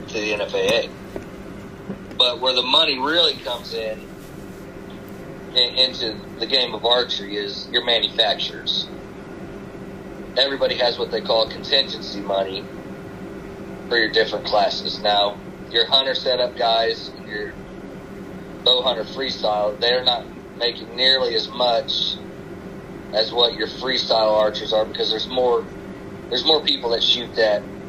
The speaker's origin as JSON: {"language": "English", "town": "Woodburn", "region": "Indiana", "country": "United States", "tie": "born or raised there", "said": "I grew up outside of Fort Wayne in a small town called Woodburn. Well, I was between Fort Wayne and Woodburn."}